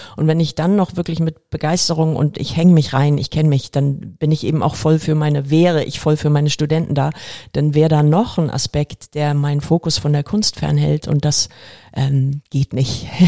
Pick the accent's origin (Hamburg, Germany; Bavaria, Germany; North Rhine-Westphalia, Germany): Hamburg, Germany; Ich bin hier in Volksdorf aufgewachsen